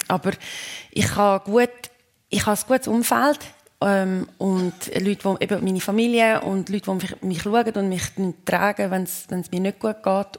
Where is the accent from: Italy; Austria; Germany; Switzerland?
Switzerland; moved away; wenn ich in der Schweiz bin und mir, mir dann Anja sagt und ich bin da, wo ich aufgewachsen bin